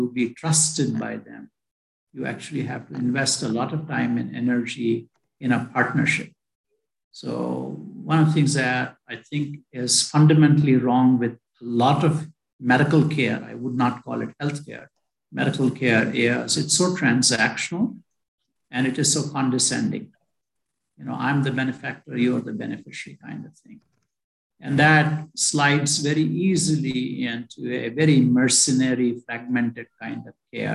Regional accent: India; moved away as an adult; I was born in India. I went to medical school in India

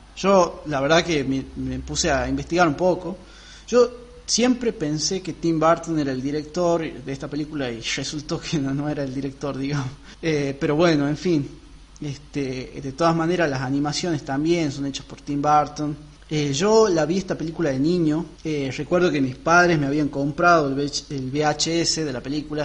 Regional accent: northern Argentina, Argentina; para los que somos del norte

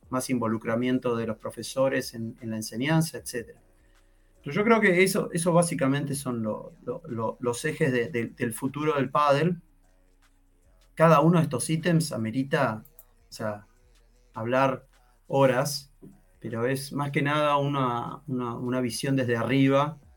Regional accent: Argentina; No te olvides que soy argentino.

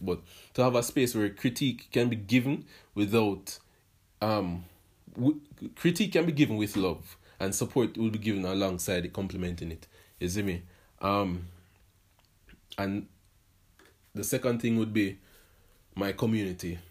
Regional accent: Portmore, Saint Catherine, Jamaica; I was born, and then I was raised in Portmore, Jamaica

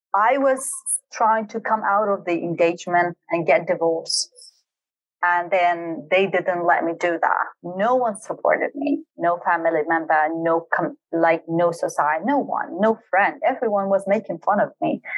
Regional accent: Halabja, Kurdistan Region, Iraq; also born or lived in Dubai, United Arab Emirates; I was born and raised in Halabja city, which is a very small town in Kurdistan region of Iraq

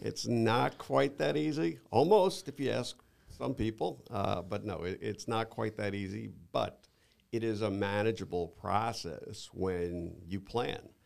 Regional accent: New York, United States; moved away as an adult; now in Naples, United States; I'm originally from New York

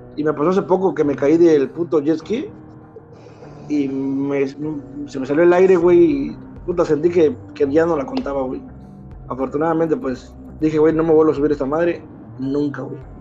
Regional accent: Candelaria, Mexico; somos de Candelaria

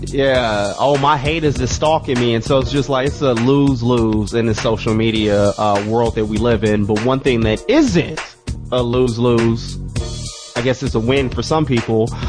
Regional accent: Phoenix, Arizona, United States; I grew up in South Phoenix in the motherfucking nineties

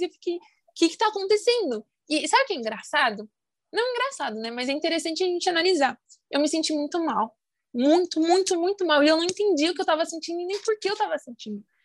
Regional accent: Brasilândia, São Paulo, Brazil; sou é, da periferia da Brasilândia

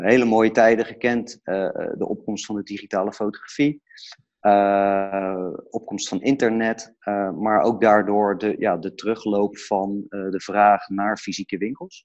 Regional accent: Delft, South Holland, Netherlands; ik kom zelf uit Delft.

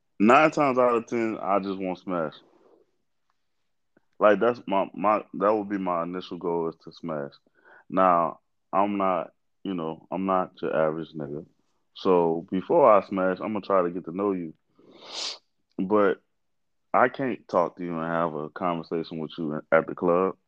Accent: New Orleans, Louisiana, United States; I'm from New Orleans

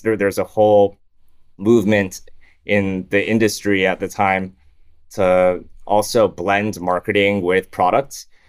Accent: Farmington, Michigan, United States; moved away as an adult; also born or lived in Toronto, Canada / Shanghai, China / Hamilton, Canada / Windsor, Canada; now in Singapore; When I was five, we moved from Windsor, Canada to Michigan

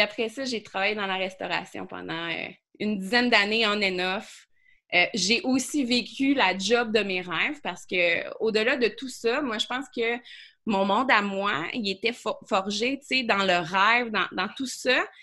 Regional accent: Quebec City, Quebec, Canada; je viens euh, de Beauport, euh, à Québec, d'une famille qui, qui frôlait la pauvreté

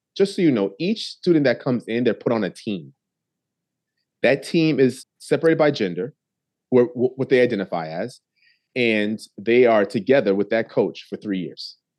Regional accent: New Haven, Connecticut, United States; I was born and raised in New Haven, Connecticut

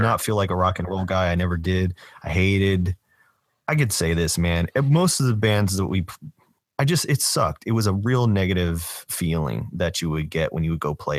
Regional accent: Doraville, Georgia, United States; my hometown, Doorville, is, that's where Spaghetti Junction is.

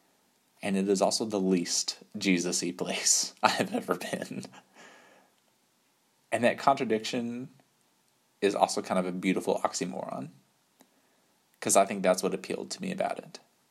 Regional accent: West Texas, United States; moved away as an adult; also born or lived in Virginia; growing up in Texas

